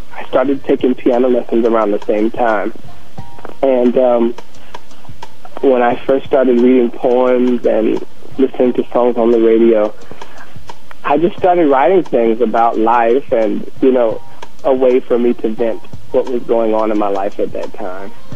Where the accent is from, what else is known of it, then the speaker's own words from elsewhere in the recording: North Carolina, United States; moved away; also born or lived in Hawaii / Washington, D.C.; my childhood growing up in the South